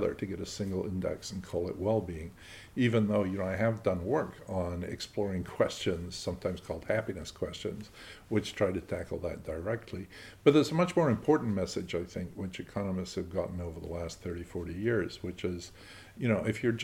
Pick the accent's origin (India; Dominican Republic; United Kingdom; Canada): United Kingdom; Scotland; I'm a Scot